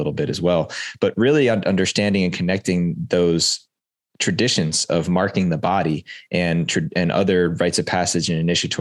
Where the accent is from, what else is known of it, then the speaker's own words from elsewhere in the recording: East Coast of the United States, United States; moved away as an adult; now in West Coast, United States; relocating from where I grew up on the East Coast of the United States and relocating to the West Coast